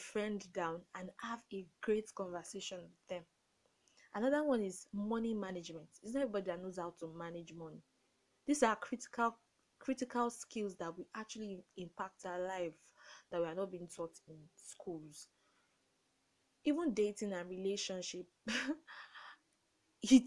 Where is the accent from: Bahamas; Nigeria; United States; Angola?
Nigeria; I grew up in Nigeria